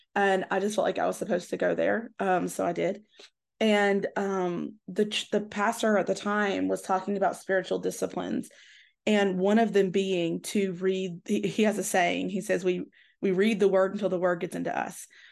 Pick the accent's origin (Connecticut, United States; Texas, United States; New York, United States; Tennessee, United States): Tennessee, United States; I grew up in the South and in Tennessee